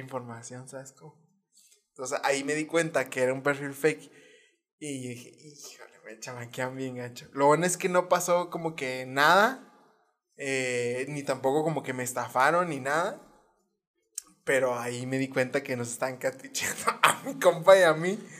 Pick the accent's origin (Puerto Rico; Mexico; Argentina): Mexico; Hidalgo del Parral, Chihuahua; Parral, de donde yo soy